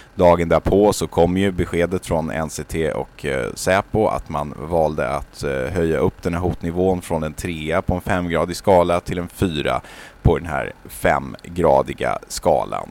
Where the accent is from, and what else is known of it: Sweden